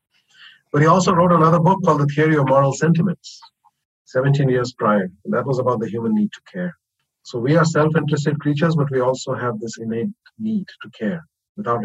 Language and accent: English; India; I come from India, which is a very feudal, you know, sort of patriarchal culture